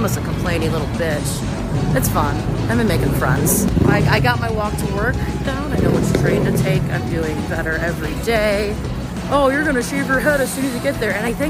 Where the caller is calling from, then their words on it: Brooklyn, New York, United States; I'm checking in from Brooklyn, New York, with the weather update.